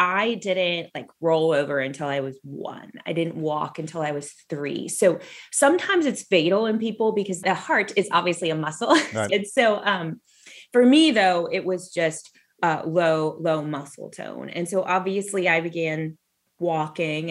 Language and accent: English; Southern California, United States; I grew up in Southern California